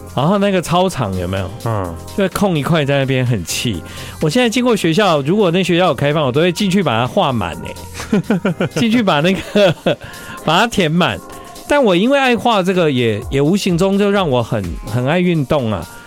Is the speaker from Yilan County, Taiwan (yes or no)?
no; Tainan, Taiwan; 小时候我住台南，然后呢，我们只要什么教学，户外教学，我们就会去什么巫山头水库